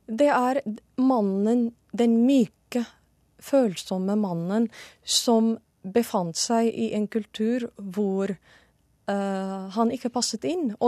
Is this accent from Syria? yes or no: yes; Syria; Det er det fortsatt i mange muslimske land, eller de fleste. Og det er det i Syria, hjemlandet mitt, også fortsatt den dag i dag.